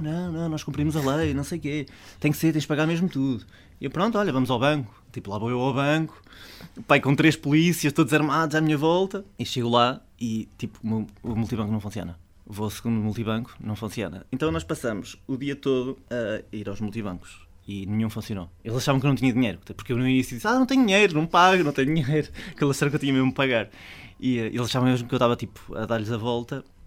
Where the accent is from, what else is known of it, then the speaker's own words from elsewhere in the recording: Portugal; eu sou português